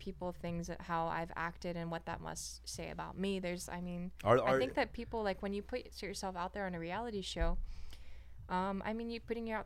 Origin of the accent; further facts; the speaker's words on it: Hawaii, United States; my hometown in Hawaii